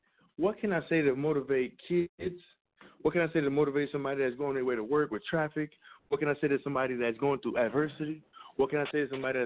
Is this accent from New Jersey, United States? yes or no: no; Compton, California, United States; also born or lived in Orange County, California; I'm from Compton, California